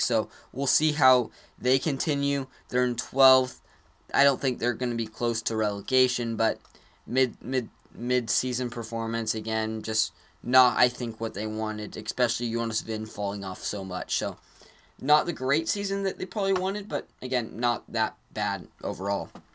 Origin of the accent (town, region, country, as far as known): United States